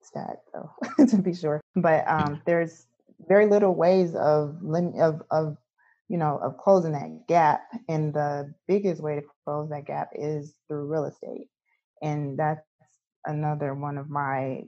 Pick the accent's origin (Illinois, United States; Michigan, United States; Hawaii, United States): Michigan, United States; Detroit; now in Belleville, United States; I'm from Detroit, Michigan, but I'm in Belleville now